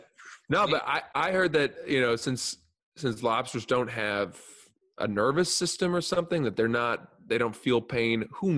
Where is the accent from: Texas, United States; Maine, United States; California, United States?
Maine, United States; I'm from Maine.